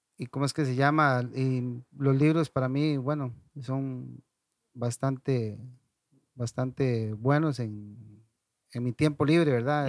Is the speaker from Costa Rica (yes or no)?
yes; Ciudad Quesada, Alajuela, Costa Rica; moved away as an adult; now in La Fortuna, Costa Rica; originalmente soy de Ciudad Quesada, tengo, no sé, como 18 años de estar por acá en, La Fortuna